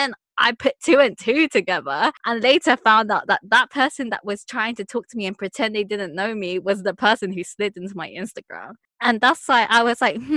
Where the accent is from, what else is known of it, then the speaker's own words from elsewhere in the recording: United Kingdom; I'm British